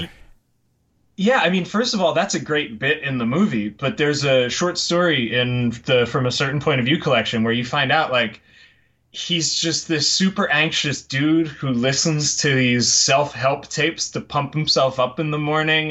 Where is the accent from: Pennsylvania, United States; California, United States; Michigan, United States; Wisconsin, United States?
Pennsylvania, United States; Tamaqua; now in Los Angeles, United States; originally from Tamaqua, Pennsylvania, and if you won't hold that against me, I'll tell you that I now live in Los Angeles.